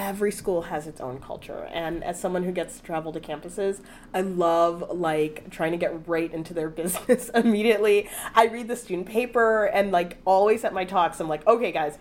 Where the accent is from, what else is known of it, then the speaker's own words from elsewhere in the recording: Chicago, Illinois, United States; moved away; I went to DePaul in my hometown of Chicago